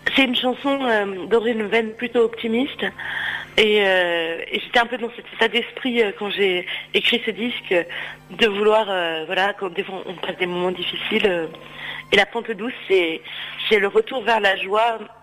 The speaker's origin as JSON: {"language": "French", "town": "Lyon", "region": "Auvergne-Rhône-Alpes", "country": "France", "said": "je suis lyonnaise"}